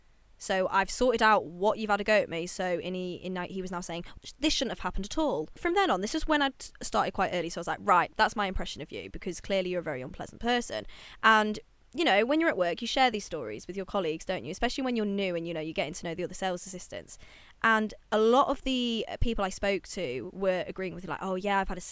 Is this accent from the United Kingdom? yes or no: yes; United Kingdom; I'm British